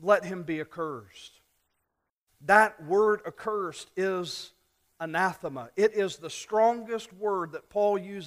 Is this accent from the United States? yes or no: yes; South Louisiana, United States; When I was a kid, growing up in South Louisiana